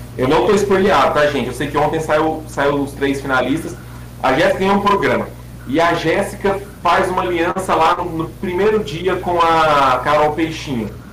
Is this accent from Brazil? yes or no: yes; Brazil; eu passei como brasileiro